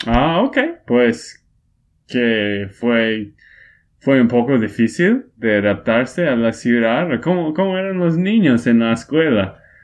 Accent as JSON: {"language": "Spanish", "town": "Portland", "region": "Oregon", "country": "United States", "tie": "born or raised there", "also_born_or_lived": "Texas", "second_language": "Spanish", "moved": "yes", "said": "Nací en Portland, Oregon."}